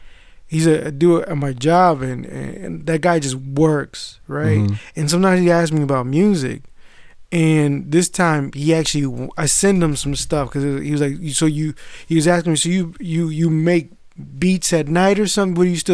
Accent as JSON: {"language": "English", "country": "United States", "tie": "born or raised there"}